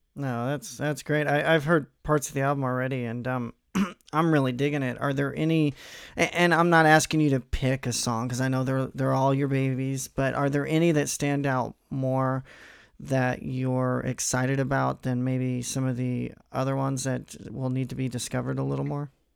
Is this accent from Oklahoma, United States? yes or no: no; Missouri, United States; I'm I'm from Missouri